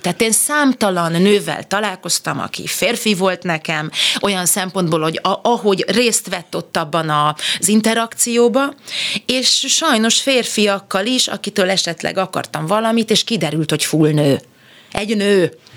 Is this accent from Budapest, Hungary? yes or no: yes; Budapest, Hungary; én megszülettem a, hát egy szép helyre születtem a második kerületbe, a Budenz utcába